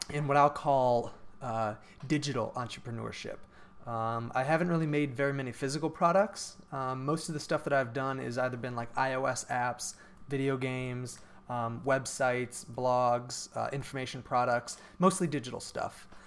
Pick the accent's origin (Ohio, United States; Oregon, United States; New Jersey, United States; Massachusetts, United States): Ohio, United States; Cleveland; Right. Which is where I'm from. I'm from Cleveland area, and I said, okay, I got to get to one of those schools.